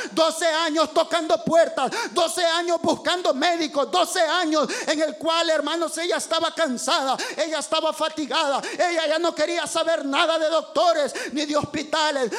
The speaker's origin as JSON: {"language": "Spanish", "country": "El Salvador", "moved": "yes", "said": "yo soy salvadoreño"}